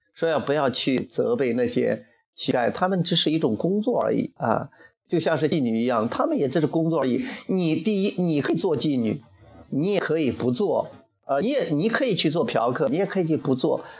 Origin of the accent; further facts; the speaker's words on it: Henan, China; 据说我们河南人有一帮人在深圳很会，